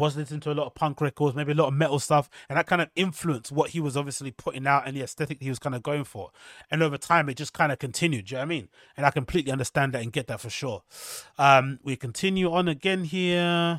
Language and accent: English; Atlanta, Georgia, United States; I'm just a product of my environment. I'm from Atlanta and I love Atlanta. This is me.